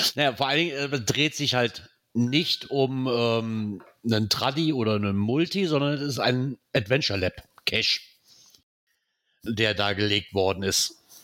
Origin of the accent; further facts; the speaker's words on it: Rhineland, Germany; Was ich schon mal sehr sinnvoll finde als Rheinländer